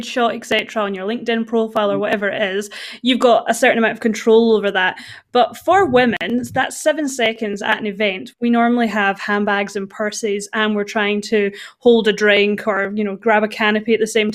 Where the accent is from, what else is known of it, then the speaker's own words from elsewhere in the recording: the Highlands, Scotland, United Kingdom; I'm from the Highlands